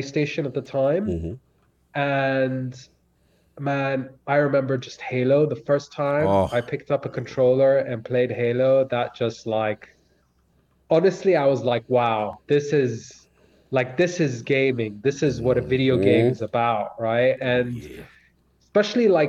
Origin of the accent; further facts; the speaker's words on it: London, United Kingdom; So, I was living in London at the time. So I grew up in London.